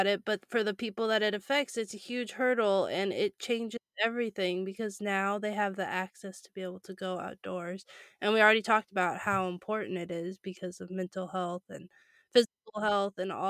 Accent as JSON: {"language": "English", "region": "California", "country": "United States", "tie": "born or raised there", "said": "I grew up in California"}